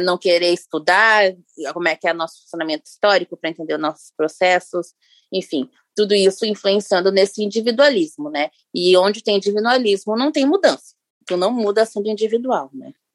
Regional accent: Rio Grande do Sul, Brazil; aqui em Porto Alegre, sou gaúcha

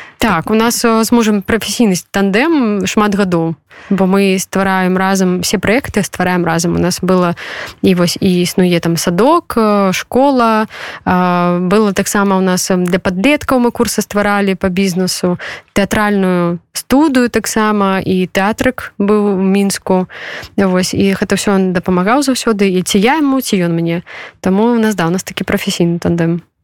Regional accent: Belarus; now in Poland; мы беларусы гэта наши падзеі тым больш что мы зараз знаходзіимся в польльше

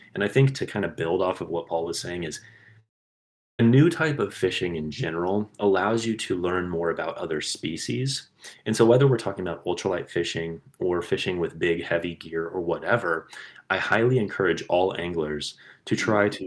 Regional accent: Kansas, United States; What I grew up with in Kansas was reservoirs, um, farm ponds, but I didn't grow up with like rivers

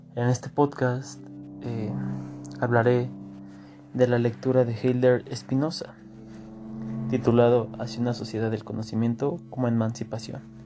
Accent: Mexico; Nosotros como mexicanos

